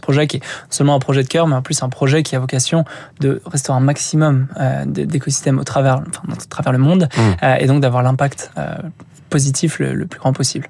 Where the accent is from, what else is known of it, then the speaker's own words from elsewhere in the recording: Rémire-Montjoly, French Guiana; moved away; j'ai grandi en Guyane, en Guyane française, euh, donc vers montjoly donc ma famille qui était installée là-bas. J'ai fait la moitié de mon enfance.